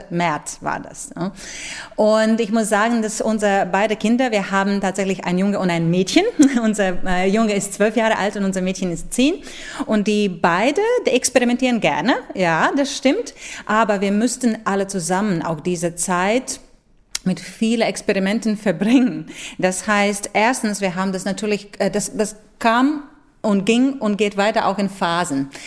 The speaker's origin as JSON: {"language": "German", "country": "Latvia", "second_language": "German", "said": "Ich habe mich wirklich sehr, sehr nach meiner Heimat gesehen und ich, ich habe wirklich schwer überleben äh, können, dass ich nicht so bald nach Lettland darf und nicht so bald für lettisches Publikum spielen darf."}